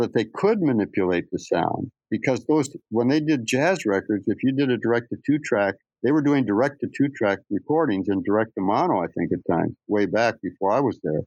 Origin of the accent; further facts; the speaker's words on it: Phoenix, Arizona, United States; I was raised in Phoenix